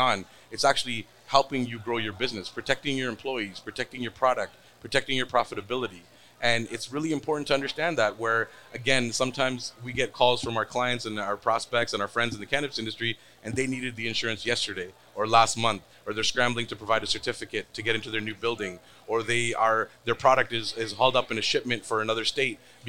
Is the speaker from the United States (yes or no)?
no; Toronto, Ontario, Canada; I am from Toronto